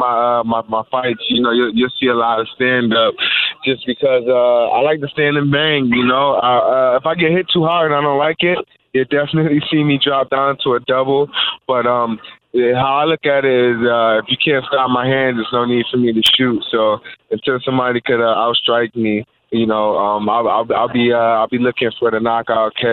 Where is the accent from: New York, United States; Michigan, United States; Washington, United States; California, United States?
New York, United States; Rochester; moved away as an adult; also born or lived in Buffalo, New York / Ithaca, New York; now in Fort Lauderdale, United States; I grew up in Rochester